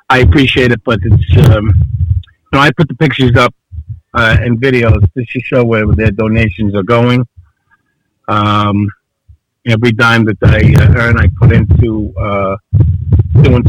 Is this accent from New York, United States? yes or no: yes; New York City, New York, United States; moved away as an adult; also born or lived in New Orleans / Los Angeles; now in Long Island, United States; I'm from Avenue Gravesend, had restaurants in Bay Ridge, and I lived in New Orleans for 4 years, lived in L.A. when I was pursuing the acting, cooking in restaurants, and settled in Long Island. But Brooklyn always stays with me, and it made me who I am